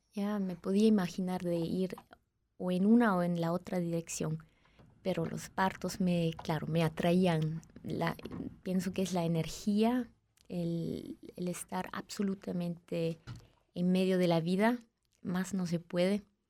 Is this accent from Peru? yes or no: yes; Peru; now in Switzerland; Crecí en Perú, nací en Suiza, pero Luego crecí en Perú